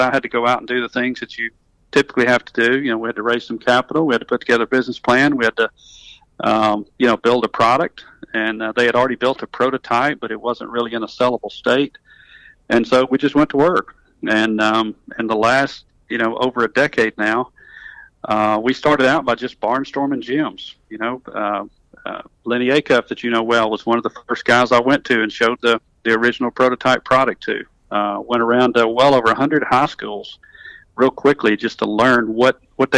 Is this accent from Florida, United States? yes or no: no; North Alabama, United States; accent: southern; I'm from North Alabama, so I'm a North Alabama guy. I catch a little grief about my southern accent as I travel around the country